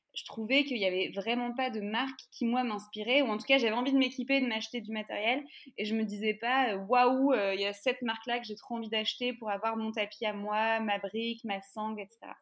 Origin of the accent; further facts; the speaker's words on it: France; nous, en France